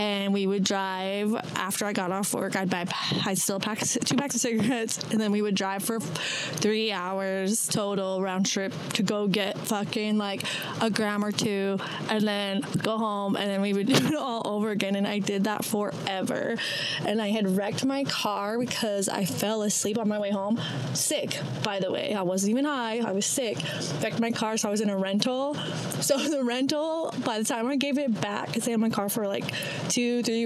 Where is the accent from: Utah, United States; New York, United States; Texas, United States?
Utah, United States; also born or lived in Idaho; I'm from Utah. Utah, Idaho